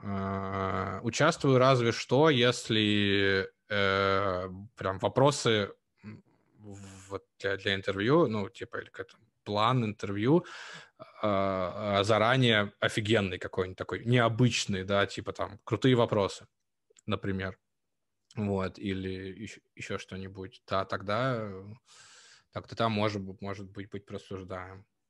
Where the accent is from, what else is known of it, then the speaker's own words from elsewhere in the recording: Novosibirsk, Novosibirsk Oblast, Russia; moved away as an adult; also born or lived in Lithuania; я жил в детстве в Новосибирске